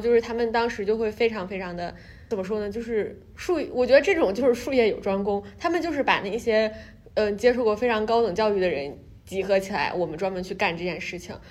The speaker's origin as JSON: {"language": "Chinese", "country": "China", "moved": "as an adult", "lives_now": "New York, United States", "said": "因为我是中国来的，然后我又是一个中国女生"}